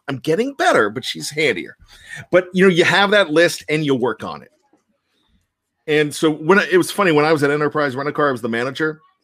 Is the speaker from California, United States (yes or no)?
no; Johnstown, Pennsylvania, United States; I grew up in Johnstown, Pennsylvania, went to Richland High School